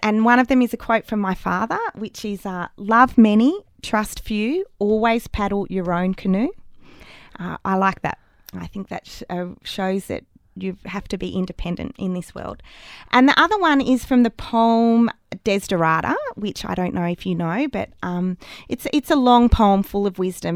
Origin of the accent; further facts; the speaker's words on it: Australia; moved away as an adult; also born or lived in Canberra, Australia / Sydney, Australia / London, United Kingdom; now in Albury, Australia; I'm leaving regional Australia